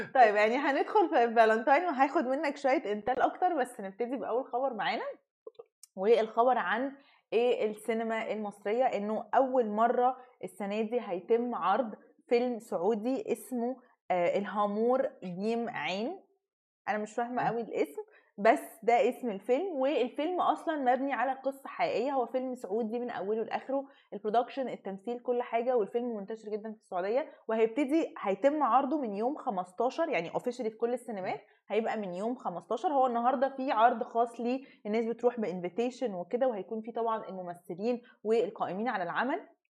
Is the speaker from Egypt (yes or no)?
yes; Egypt; احنا كمصريين